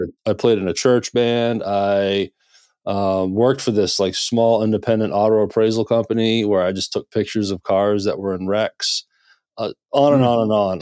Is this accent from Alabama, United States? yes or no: no; Maine, United States; also born or lived in Nashville, Tennessee; now in Memphis, United States; I'm originally from Maine, so I kinda started there